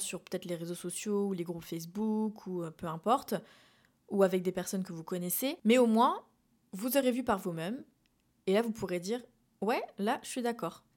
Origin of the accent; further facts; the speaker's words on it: France; moved away as an adult; now in Montreal, Canada; je parle donc en tant que française